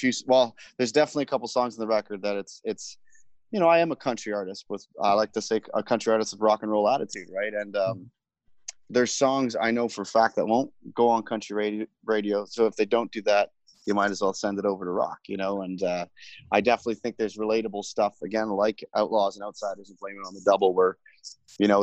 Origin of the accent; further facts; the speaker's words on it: Canada; as a Canadian country artist